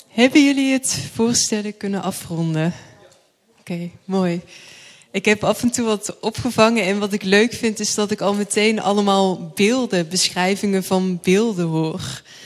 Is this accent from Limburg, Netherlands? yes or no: yes; Thorn, Limburg, Netherlands; ik ben opgegroeid in een eh, dorpje Toren.